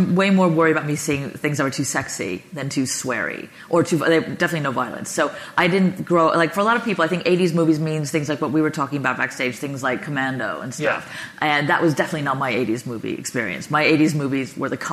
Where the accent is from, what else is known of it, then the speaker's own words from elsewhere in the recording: New York, United States; I was born in 1978 on the Upper East Side in New York